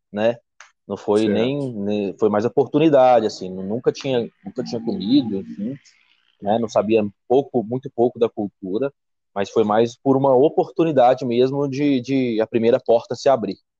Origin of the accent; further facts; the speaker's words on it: Belo Horizonte, Minas Gerais, Brazil; sou mineiro de Belo Horizonte